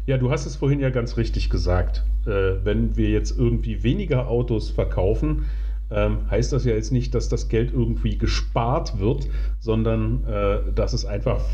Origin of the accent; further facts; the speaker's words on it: Magdeburg, Saxony-Anhalt, Germany; in meiner Heimatstadt äh, Magdeburg